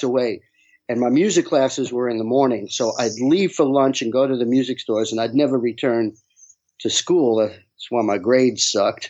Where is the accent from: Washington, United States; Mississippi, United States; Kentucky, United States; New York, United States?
New York, United States; New York City; also born or lived in Brooklyn, New York; I grew up in Queens. I was born in Brooklyn, but okay. I grew up in Rockaway Beach.